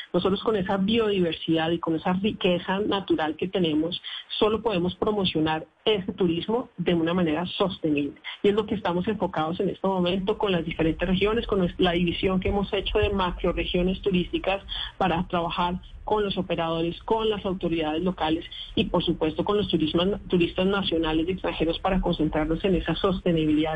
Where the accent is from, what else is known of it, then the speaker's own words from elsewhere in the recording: Colombia; nosotros como colombianos